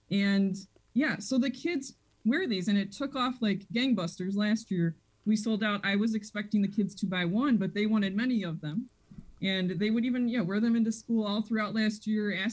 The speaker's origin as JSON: {"language": "English", "town": "Des Plaines", "region": "Illinois", "country": "United States", "tie": "born or raised there", "also_born_or_lived": "Chicago", "said": "I was born in Chicago, grew up in Des Plaines."}